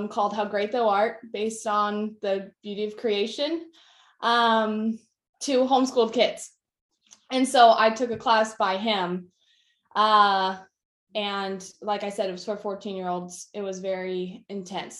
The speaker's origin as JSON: {"language": "English", "region": "right outside of Indianapolis", "country": "United States", "tie": "born or raised there", "said": "I grew up right outside of Indianapolis, Indiana"}